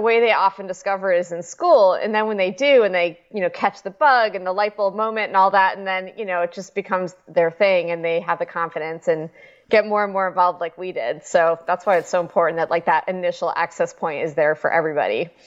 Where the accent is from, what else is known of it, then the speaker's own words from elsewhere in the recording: Chicago, Illinois, United States; I'm from Chicago, so everybody did ice skating